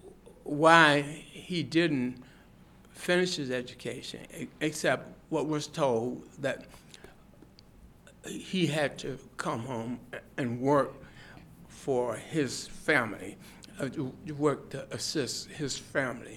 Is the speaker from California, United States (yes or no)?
no; Washington, District of Columbia, United States; now in Austin, United States; I was born in Washington, D.C., and in 1934